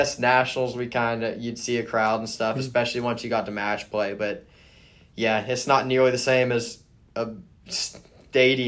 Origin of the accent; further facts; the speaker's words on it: Houston area, Texas, United States; I'm from the Houston area. So I grew up an hour and 15 minutes from the golf course